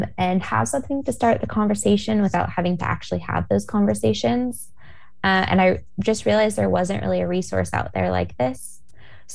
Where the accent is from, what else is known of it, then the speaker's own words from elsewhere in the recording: Portland, Oregon, United States; moved away; I am from Portland. I grew up here. I've moved back in the past couple years